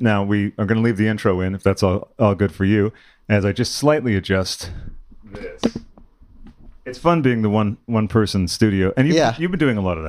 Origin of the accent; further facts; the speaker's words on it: Sudbury, Massachusetts, United States; also born or lived in Waltham, Massachusetts; I lived in Waltham for a number of years and originally grew up in Sudbury, sort of before it was, like, developed into the school district haven that it is now.